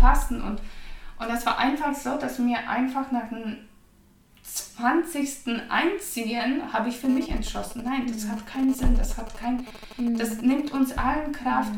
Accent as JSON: {"language": "German", "country": "Poland", "second_language": "German", "moved": "as an adult", "lives_now": "Germany"}